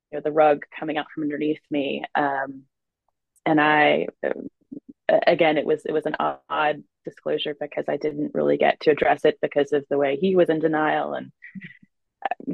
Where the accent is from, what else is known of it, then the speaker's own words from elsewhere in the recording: South Carolina, United States; moved away as an adult; I'm from South Carolina, had a few years in different states, but I'm back in South Carolina now